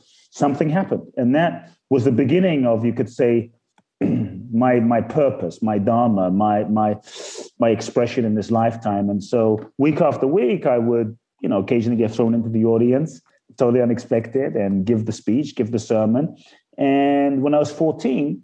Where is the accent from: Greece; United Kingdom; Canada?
United Kingdom; London; born or raised there; also born or lived in Ghana